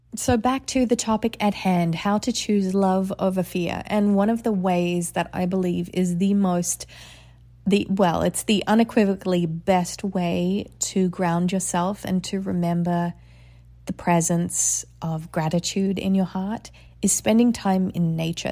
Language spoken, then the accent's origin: English; Australia; moved away; I grew up in Australia.